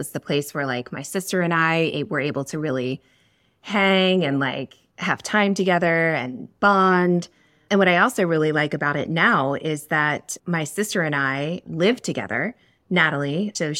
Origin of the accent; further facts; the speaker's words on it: Pennsylvania, United States; So I'm from outside of Philadelphia, Pennsylvania. I was born in South Philadelphia and then moved out to the suburbs, Delco.